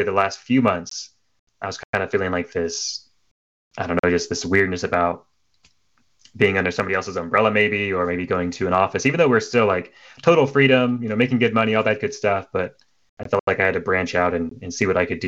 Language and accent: English; Oklahoma, United States; moved away as an adult; I was born in Oklahoma, of all places. And I joined the military to get out of there.